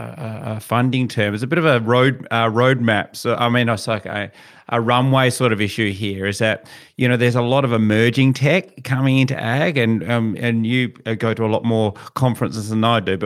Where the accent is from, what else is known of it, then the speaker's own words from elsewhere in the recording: Kojonup, Western Australia, Australia; Where I grew up in Cajunup, my father, all around our house, top of a house, bottom of a house, is all rock walls.